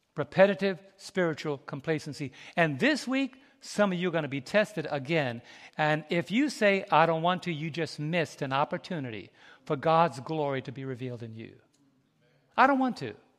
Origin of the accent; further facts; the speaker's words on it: New York City, New York, United States; I was raised in New York City